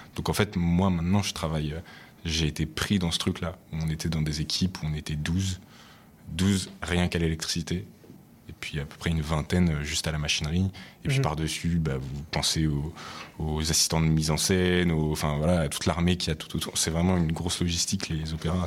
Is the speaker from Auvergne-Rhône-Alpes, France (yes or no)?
yes; Lyon, Auvergne-Rhône-Alpes, France; je viens de Lyon à la base, donc c'est ma ville.